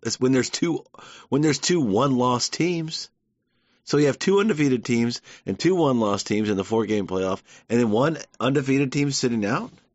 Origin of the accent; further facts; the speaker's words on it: Georgia, United States; I'm half New Jersey. My dad's North Carolina. My mom's New Jersey. They came together, made a Georgian